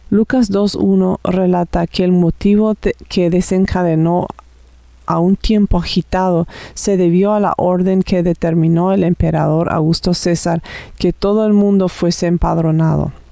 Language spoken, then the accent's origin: Spanish; Paraguay; now in Canada; vivo aquí en Canadá, pero originalmente soy de Paraguay.